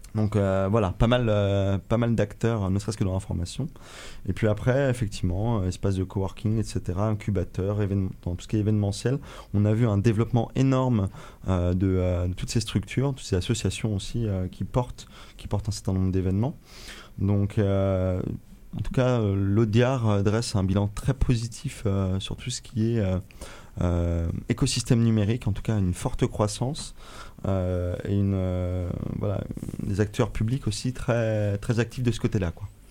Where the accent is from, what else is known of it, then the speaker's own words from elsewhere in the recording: Brittany, France; chez nous en France et chez nous en Bretagne